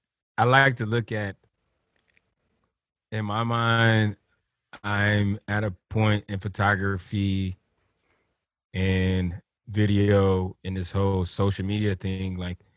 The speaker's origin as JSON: {"language": "English", "town": "Liberty City", "region": "Florida", "country": "United States", "tie": "born or raised there", "said": "You know, like I'm growing up in Liberty City, and you know, skateboarding is not something the bros do in the hood."}